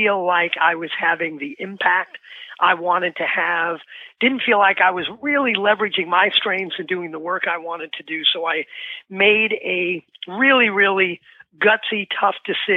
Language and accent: English; New York City, New York, United States; now in New Jersey, United States; I grew up in the Bronx in New York. I'm in New Jersey now